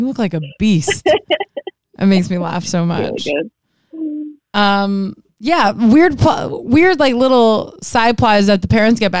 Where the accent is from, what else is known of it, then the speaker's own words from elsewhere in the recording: Miami, Florida, United States; moved away; I wanted to leave Miami so bad, and now I'm like 305 till I die, bitch.